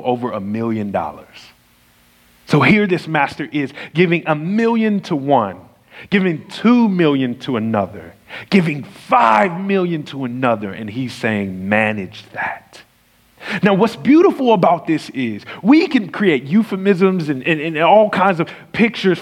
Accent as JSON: {"language": "English", "region": "the South", "country": "United States", "said": "I'm from the South and I pronounce stuff"}